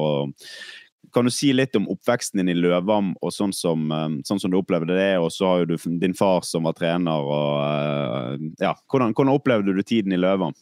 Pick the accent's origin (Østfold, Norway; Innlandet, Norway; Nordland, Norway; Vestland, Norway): Vestland, Norway; Bergen; Som bergenser